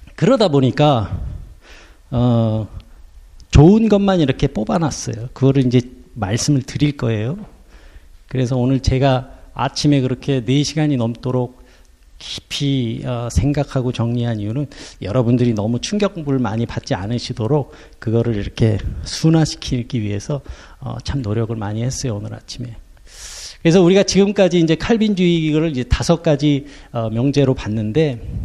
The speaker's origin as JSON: {"language": "Korean", "country": "South Korea", "moved": "yes", "lives_now": "Luxembourg", "said": "우리는 한국인으로서 살고 있고"}